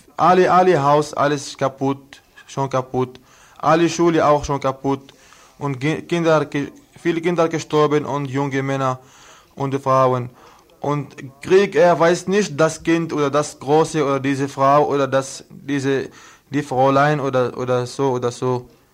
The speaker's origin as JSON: {"language": "German", "country": "Lebanon", "second_language": "German", "moved": "yes", "lives_now": "Germany"}